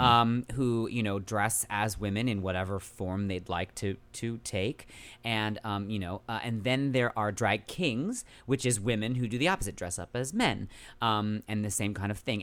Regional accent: San Francisco Bay Area, California, United States; moved away as an adult; now in New York, United States; I'm originally from the San Francisco Bay Area

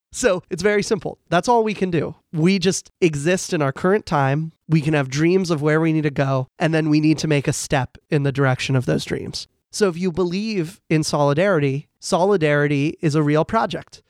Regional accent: Falls Church, Virginia, United States; I'm from Falls Church, Virginia

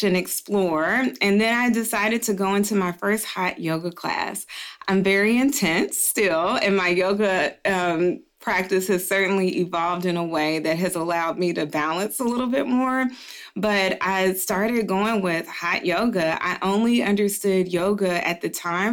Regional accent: Dayton, Ohio, United States; moved away as an adult; also born or lived in Atlanta, Georgia / New York; I am originally from Dayton, Ohio. I was born and raised there

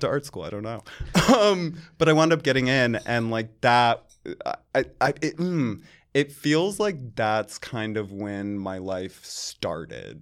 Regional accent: Charlotte, North Carolina, United States; moved away as an adult; now in New York, United States; I grew up in Charlotte, North Carolina

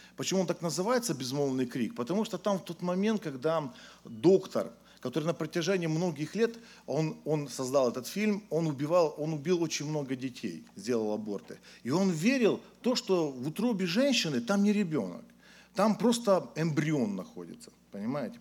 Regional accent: Ukraine; moved away as an adult; now in Tyumen, Russia; Я сам родился на Украине, уверовал на Украине, а вот когда мне исполнилось 20 лет, я уехал в Сибирь, э, в Тюмень

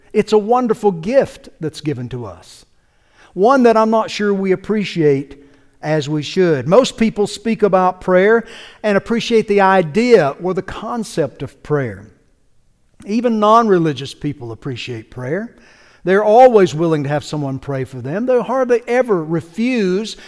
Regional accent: North Carolina, United States; now in Georgia, United States; I grew up in North Carolina, just across the Georgia border there

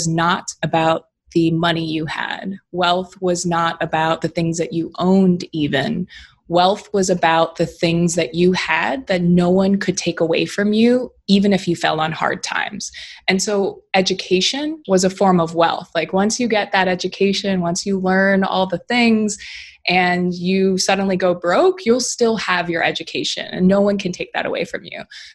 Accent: Hawaii, United States; I was born and raised in Hawaii

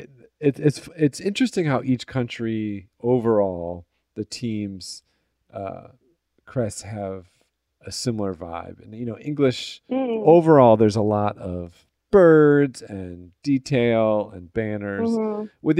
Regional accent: United States; as an American fan

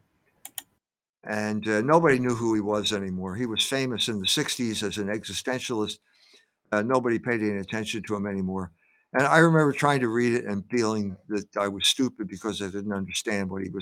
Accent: Philadelphia, Pennsylvania, United States; I grew up in Philadelphia at a time of racial turmoil after World War II.

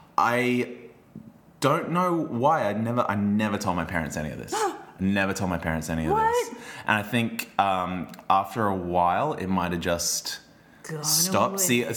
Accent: Logan, Queensland, Australia; I grew up in Logan.

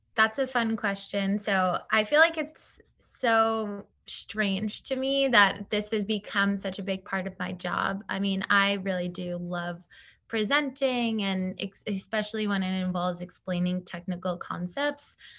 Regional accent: Long Island, New York, United States; moved away as an adult; now in Brooklyn, United States; I was born on Long Island, but I moved to New York probably, like, six years ago

